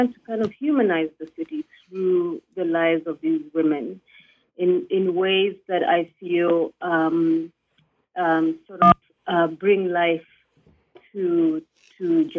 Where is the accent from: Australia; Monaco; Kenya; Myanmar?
Kenya; Nairobi; born there; moved away as an adult; I myself am a migrant woman who left Nairobi. I was born in Nairobi.